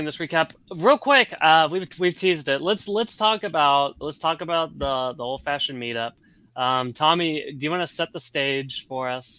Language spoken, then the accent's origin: English; Nashville, Tennessee, United States; I'm from Nashville.